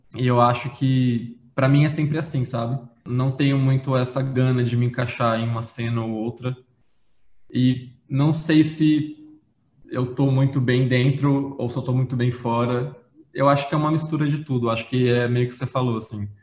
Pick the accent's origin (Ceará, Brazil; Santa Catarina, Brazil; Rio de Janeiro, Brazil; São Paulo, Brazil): São Paulo, Brazil; interior of; eu sou do interior de São Paulo. Sim. E eu tive uma infância bem humilde